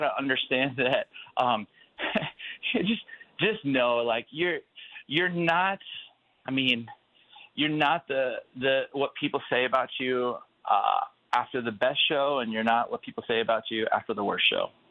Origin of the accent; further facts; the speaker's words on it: California, United States; also born or lived in Chicago; now in Phoenix, United States; I'm originally from California, but I'm in Phoenix, Arizona.